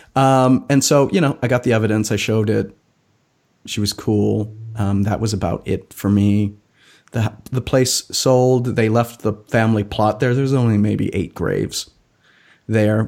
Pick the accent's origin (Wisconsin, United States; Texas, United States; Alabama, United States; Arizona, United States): Wisconsin, United States; my home state of Wisconsin